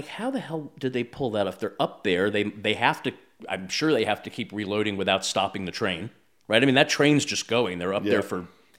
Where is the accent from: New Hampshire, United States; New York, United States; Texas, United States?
New York, United States; I'm from New York.